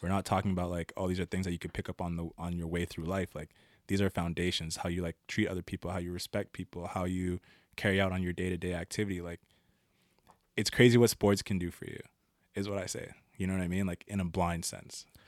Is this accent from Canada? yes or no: yes; Ottawa, Ontario, Canada; I was born in Ottawa, Ontario. Um, a lot of the time I spent in the East End, eh, around Blair.